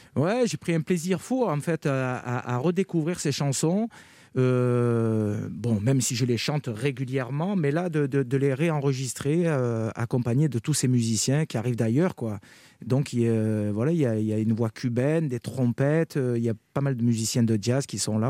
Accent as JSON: {"language": "French", "town": "Carpentras", "region": "Provence-Alpes-Côte d'Azur", "country": "France", "tie": "born or raised there", "said": "je, suis natif de Carpentras, j'ai grandi à Carpentras, dans le Vaucluse."}